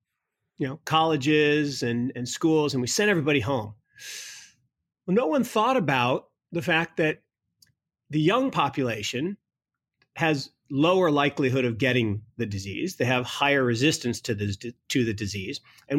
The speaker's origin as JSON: {"language": "English", "town": "Kirkland", "region": "Washington", "country": "United States", "tie": "born or raised there", "said": "I mean, it's kind of freaky to think, you know, Kirkland, Washington, where I grew up, was the epicenter of the crisis."}